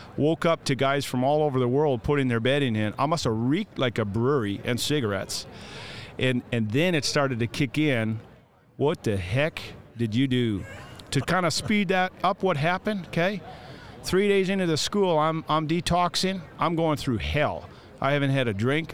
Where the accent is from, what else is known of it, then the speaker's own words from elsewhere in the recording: Canada; I'm the Canadian